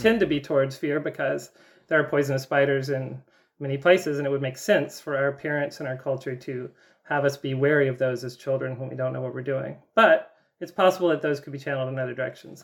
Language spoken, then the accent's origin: English; the South, United States; I grew up in the South